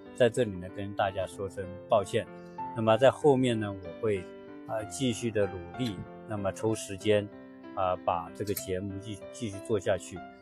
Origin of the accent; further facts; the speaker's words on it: China; now in United States; 我们中国人